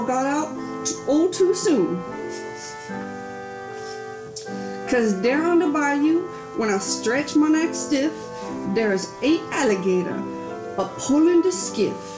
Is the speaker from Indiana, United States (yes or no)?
yes; Indiana, United States; I am from Indiana